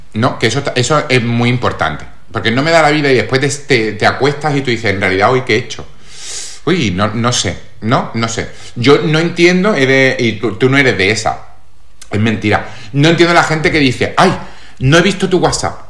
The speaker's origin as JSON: {"language": "Spanish", "town": "Málaga", "region": "Andalusia", "country": "Spain", "said": "soy actor malagueño"}